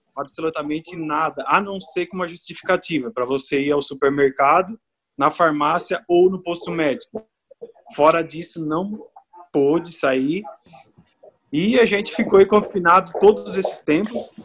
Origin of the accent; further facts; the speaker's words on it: southern Santa Catarina, Brazil; moved away as an adult; now in Italy; eu sou do sul de Santa Catarina